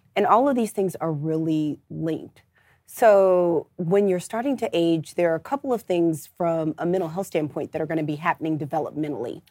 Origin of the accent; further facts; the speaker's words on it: St. Louis, Missouri, United States; moved away as an adult; now in Atlanta, United States; I'm originally from Saint Louis, Missouri